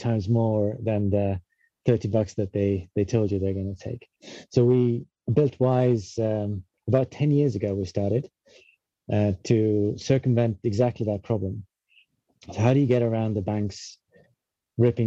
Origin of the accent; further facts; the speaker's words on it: Estonia; moved away as an adult; now in London, United Kingdom; we're both from Estonia originally, but around 2007, we both, for different reasons, ended up in London.